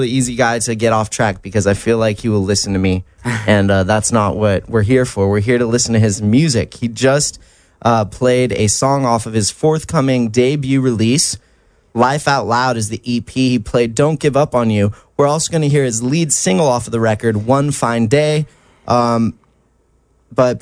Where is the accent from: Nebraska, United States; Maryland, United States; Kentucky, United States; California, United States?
California, United States; Mission Viejo; I grew up in Mission Viejo, which is like 20 minutes inland